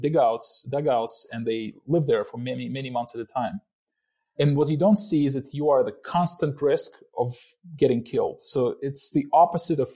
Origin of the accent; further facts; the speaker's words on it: Ukraine; moved away; I myself came back to my hometown